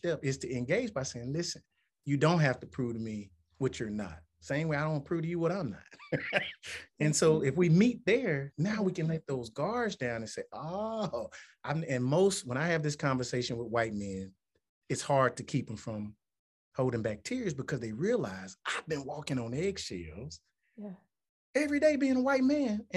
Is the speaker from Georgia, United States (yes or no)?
no; Tuscaloosa, Alabama, United States; I was raised in Tuscaloosa County, or the city